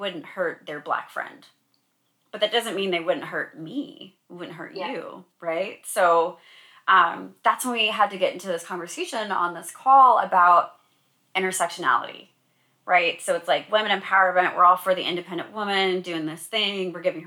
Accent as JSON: {"language": "English", "town": "Sacramento", "region": "California", "country": "United States", "tie": "born or raised there", "said": "I'm from Sacramento. That's my hometown"}